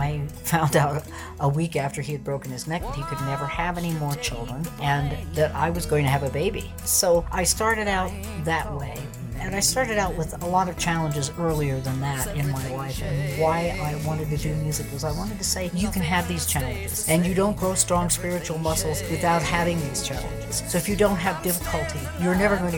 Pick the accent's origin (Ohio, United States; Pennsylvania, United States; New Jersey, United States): Pennsylvania, United States; northeastern; moved away as an adult; also born or lived in West Coast; I was actually born in northeastern Pennsylvania. When I was 21 years old, I ran off from my country music family